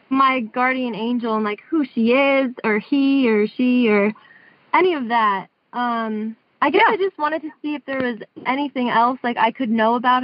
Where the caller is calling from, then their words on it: Tuscaloosa, Alabama, United States; I'm calling from Tuscaloosa, Alabama right now.